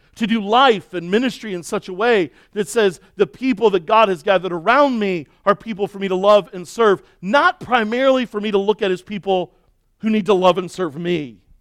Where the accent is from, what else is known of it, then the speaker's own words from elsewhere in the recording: Baltimore, Maryland, United States; moved away; where I grew up in Baltimore